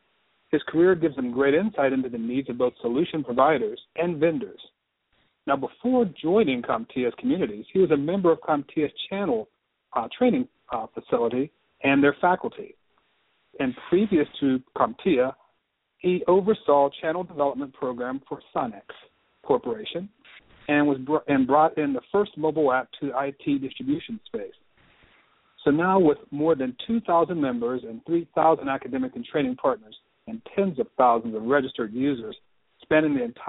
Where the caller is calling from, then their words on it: Houston, Texas, United States; I just want to let you know that I'm calling you from Houston, Texas.